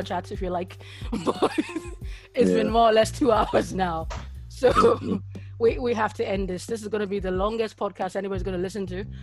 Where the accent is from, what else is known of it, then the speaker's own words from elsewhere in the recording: Nigeria; now in United Kingdom; I was born and bred in Nigeria before I came here.